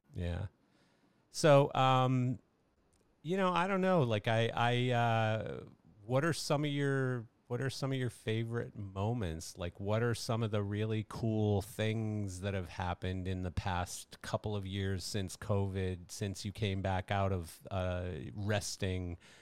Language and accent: English; Canada; I'm Canadian